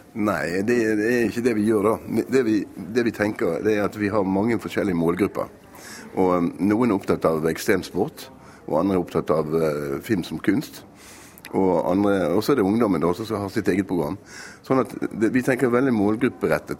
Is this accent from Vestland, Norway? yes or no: yes; Bergen, Vestland, Norway; Vi er jo bergensere